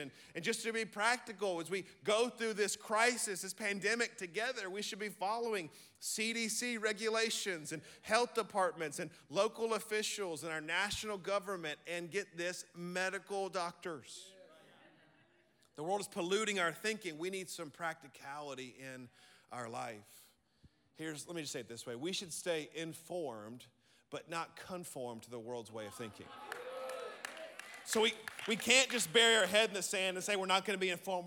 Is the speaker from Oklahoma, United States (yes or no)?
no; Birmingham, Alabama, United States; I'm from Birmingham, Alabama, and we're not brilliant, but we love the Lord